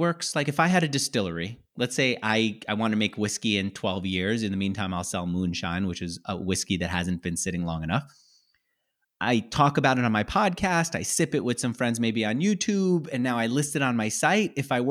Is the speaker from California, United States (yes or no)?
yes; California, United States; I come from California where you could buy whiskey, good whiskey at Trader Joe's at a great price.